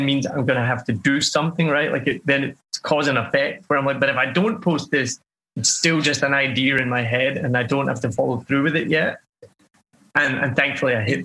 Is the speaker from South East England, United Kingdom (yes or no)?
no; Scotland, United Kingdom; I'm Scottish